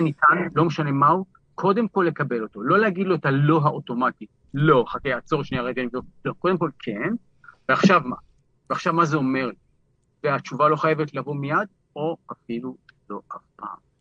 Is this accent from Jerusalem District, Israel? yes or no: yes; Jerusalem, Jerusalem District, Israel; גדלתי בבלוק, שכונת קטמון בירושלים